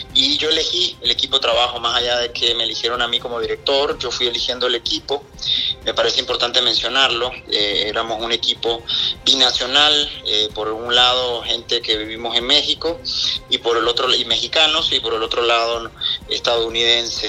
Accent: Nicaragua; siendo nicaragüense

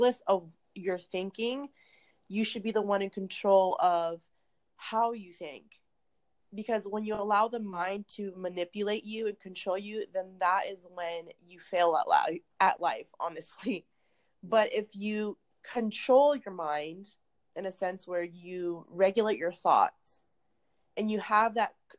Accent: California, United States; I am from California

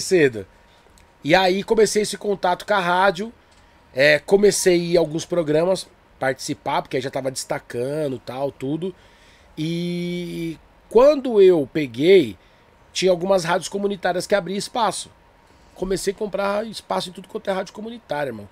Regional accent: Diadema, São Paulo, Brazil; sou de Diadema

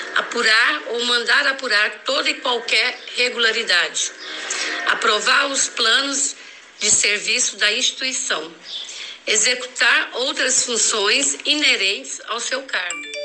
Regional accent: Goiânia, Goiás, Brazil; nasci aqui em Goiânia, na vila, ali na Fama. Estudei também aqui em Goiânia, tanto o ensino fundamental como o ensino médio

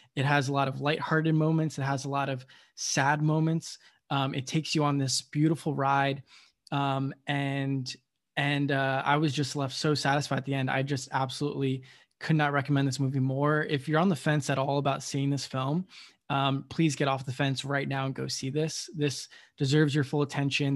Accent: United States; I was born in the United States

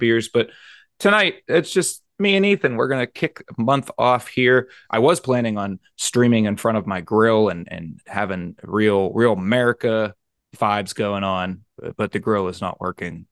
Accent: Pennsylvania, United States; here in my home state

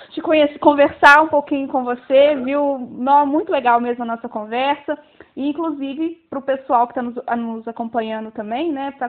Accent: Resende Costa, Minas Gerais, Brazil; quando eu trabalhava na rádio da minha cidade natal, que é uma cidade bem pequenininha, que chama Resende Costa, tem cerca de 10 mil habitantes

